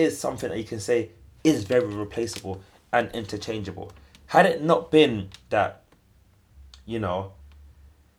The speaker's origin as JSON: {"language": "English", "region": "London", "country": "United Kingdom", "tie": "born or raised there", "said": "I grew up in Hackney"}